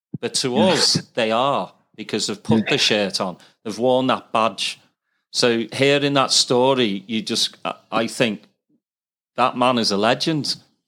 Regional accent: Formby, North West England, United Kingdom; growing up in Formby, we had a botanical gardens

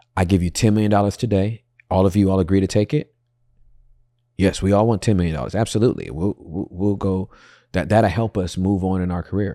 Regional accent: Inglewood, California, United States; I'm from Inglewood

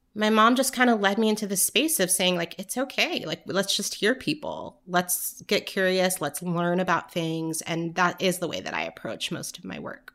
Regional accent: Orange County, Southern California, United States; also born or lived in New York; now in Atlanta, United States; I grew up in California

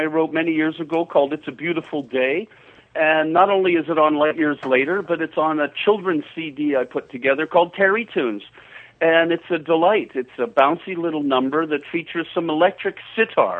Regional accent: Canada; accent: Canadian; my Canadian accent

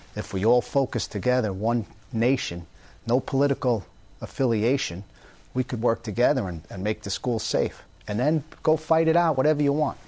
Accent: Long Island, New York, United States; now in Florida, United States; I grew up in Long Island

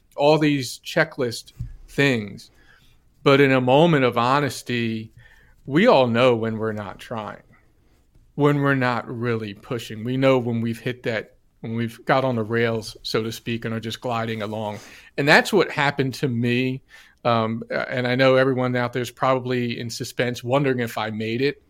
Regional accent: New Jersey, United States; I'm from New Jersey

